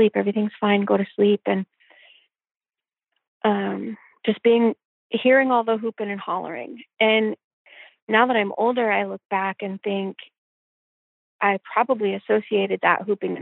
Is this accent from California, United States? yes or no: no; Olympia, Washington, United States; also born or lived in Yelm, Washington; I was born in Olympia, Washington in 1973, June 1973